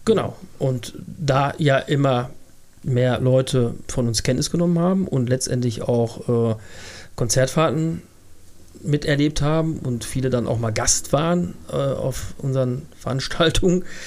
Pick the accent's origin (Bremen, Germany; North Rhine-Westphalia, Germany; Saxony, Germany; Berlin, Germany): North Rhine-Westphalia, Germany; Bad Fredeburg; bald 53 Jahre alt und ich ähm, bin gebürtiger Fredeburger